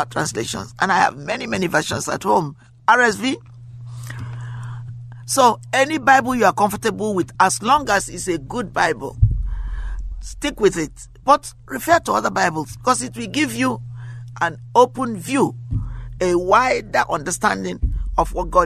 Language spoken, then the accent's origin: English; Nigeria; now in United States; I come from Africa. I come from Nigeria. I live in America now. I haven't been to my country in a long time, but I like to go because my roots are there.